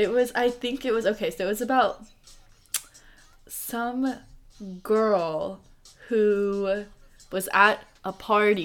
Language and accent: English; United States; we grew up in America